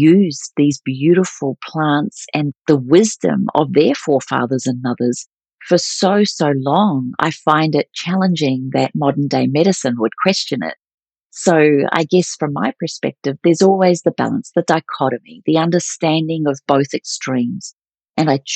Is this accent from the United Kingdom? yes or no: no; New Zealand; moved away as an adult; also born or lived in Melbourne, Australia; when I moved to Melbourne from New Zealand, I moved to Australia at the age of 19